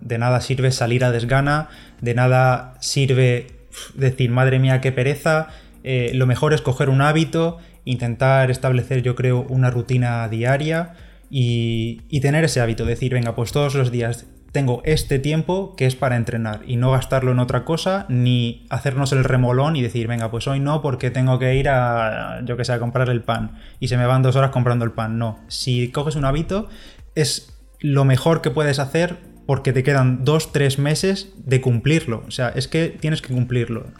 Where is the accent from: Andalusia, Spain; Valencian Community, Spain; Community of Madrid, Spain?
Valencian Community, Spain; a village near Orihuela; En mi pueblo, que además está muy cerquita de Orihuela